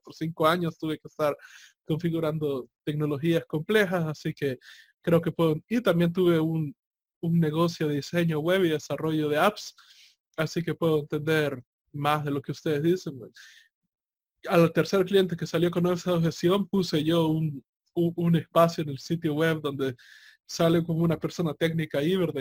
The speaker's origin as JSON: {"language": "Spanish", "country": "El Salvador", "said": "en mi país que es bastante pequeño, ¿verdad? El Salvador es bastante pequeño"}